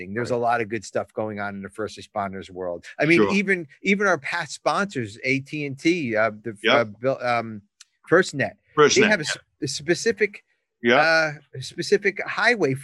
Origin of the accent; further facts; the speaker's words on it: New Jersey, United States; I'm from Jersey